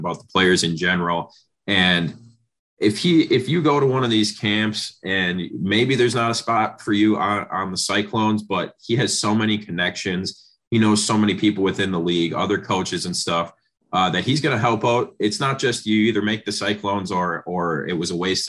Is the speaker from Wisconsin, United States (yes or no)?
yes; Antigo, Wisconsin, United States; I'm from Anago, and there's a bunch of small towns, northern Wisconsin